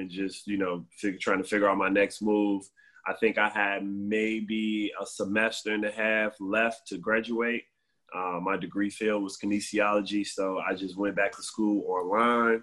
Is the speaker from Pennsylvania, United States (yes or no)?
no; Chicago, Illinois, United States; I'm from Chicago. I'm from the South Side, Inglewood